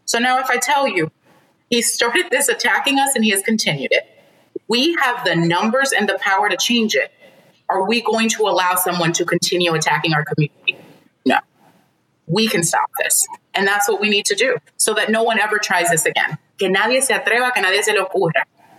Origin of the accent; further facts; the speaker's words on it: Dominican Republic; I start with, I'm Dominican. I'm from Dominican Republic.